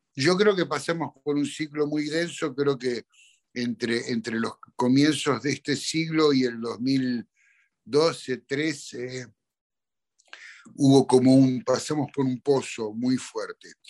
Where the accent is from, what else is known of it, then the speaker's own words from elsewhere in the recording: Argentina; en mi país